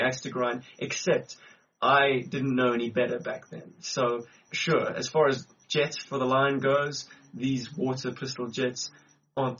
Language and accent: English; Cape Town, Western Cape, South Africa; now in Johannesburg, South Africa; back in my hometown, which is Cape Town